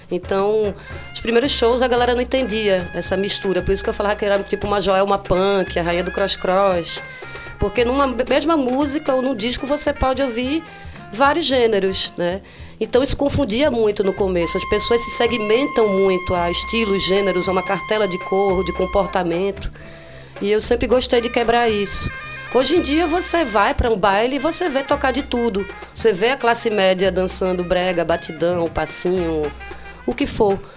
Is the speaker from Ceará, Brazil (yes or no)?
no; Olinda, Pernambuco, Brazil; Cara, eu fui criada em Olinda e tem muito maloqueiro lá